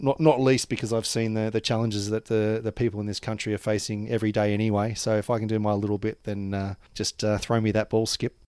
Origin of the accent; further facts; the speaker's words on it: Australia; moved away as an adult; now in Vanuatu; an Australian growing in Australia